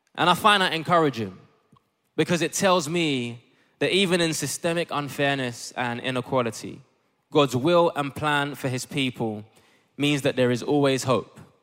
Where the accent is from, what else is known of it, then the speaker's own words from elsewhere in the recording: Ghana; I'm Ghanaian